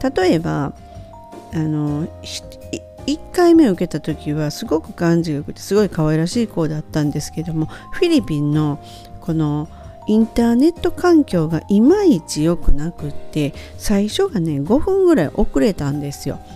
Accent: Japan; first language Japanese; moved away as an adult; also born or lived in United States; 生まれ育った日本

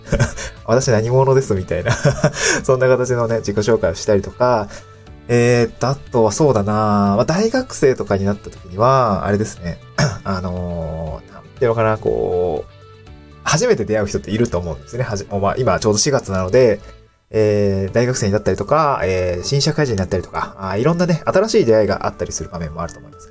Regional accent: Niigata, Japan; moved away as an adult; also born or lived in Aomori / Tokyo; now in Awaji Island, Japan; 生まれ育ったのが新潟なんですけど

